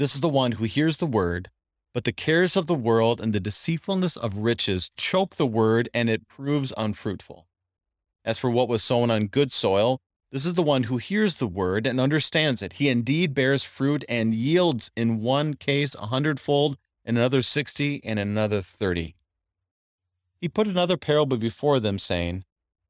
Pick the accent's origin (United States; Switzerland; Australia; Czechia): United States; Minnesota; moved away; I grew up in Minnesota